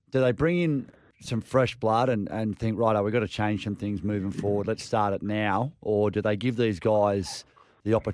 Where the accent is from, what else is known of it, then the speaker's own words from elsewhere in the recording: Queensland, Australia; even as a Queenslander